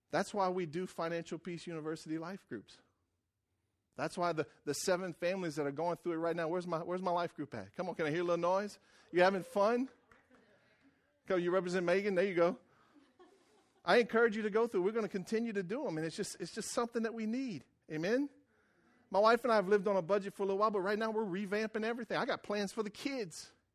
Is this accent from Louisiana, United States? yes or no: yes; Louisiana, United States; moved away; I came from Wrangler, Louisiana, and I wore right white rubber boots, and we fished and cut sugarcane